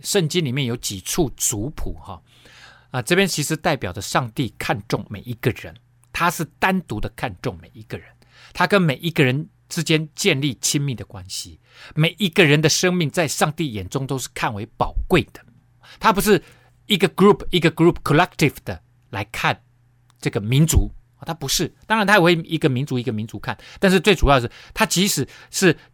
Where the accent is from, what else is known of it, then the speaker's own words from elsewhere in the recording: Taiwan; 特别对我们台湾人